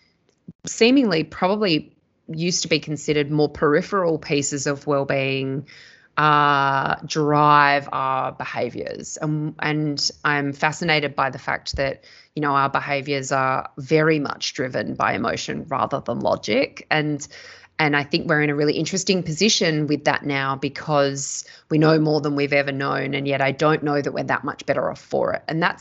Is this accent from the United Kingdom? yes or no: no; Perth, Western Australia, Australia; moved away as an adult; also born or lived in Sydney; I grew up in Perth in Western Australia